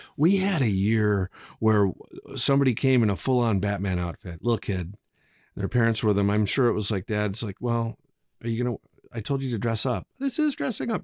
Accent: Dell Rapids, South Dakota, United States; growing up in Del Rapids

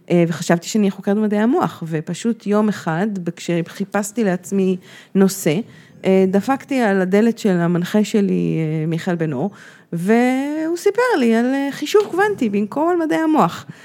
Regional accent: Washington, United States; born there; אני נולדתי בפה וושינגטון.

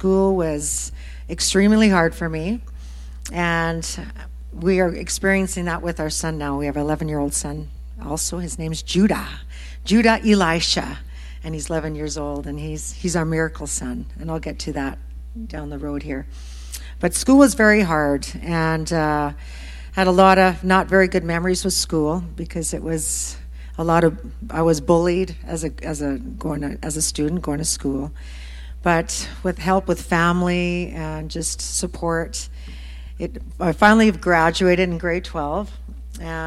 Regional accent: Wadena, Saskatchewan, Canada; moved away as an adult; also born or lived in Nashville; now in Regina, Canada; we both actually came from this area of Saskatchewan. I'm originally from Wadena area.

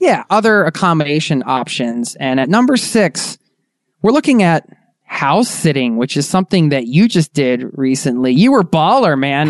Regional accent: Philadelphia, Pennsylvania, United States; We're from Philly

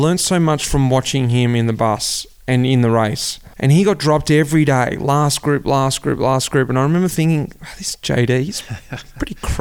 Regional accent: Melbourne, Victoria, Australia; moved away as an adult; also born or lived in Belgium; my hometown, Melbourne, out the back of Hurstbridge, King Lake.

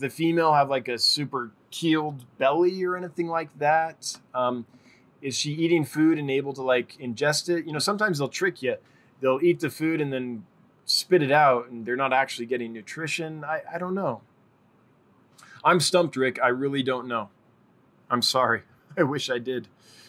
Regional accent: Calgary, Alberta, Canada; my hometown, Calgary, has an aquarium club where I live now. It's in the mountains.

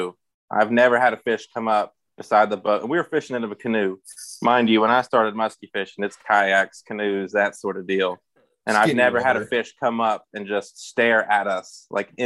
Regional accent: Buffalo, West Virginia, United States; I grew up in Buffalo, West Virginia, recently moved, but lived pretty much my whole life in Buffalo

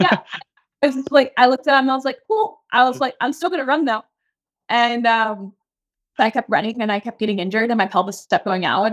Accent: Key West, Florida, United States; I'm from Key West, Florida, so, like, super small town

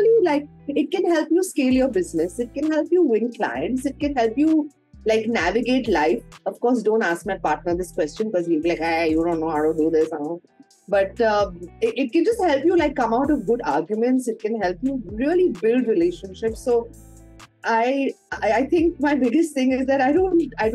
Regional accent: India; as Indian women

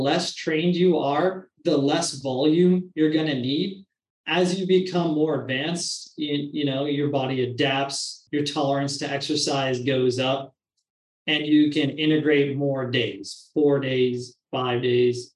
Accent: Washington, United States; moved away as an adult; now in Phoenix, United States; I'm from Washington State

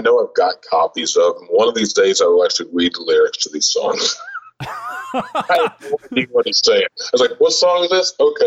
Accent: Kentucky, United States; I'm from Kentucky

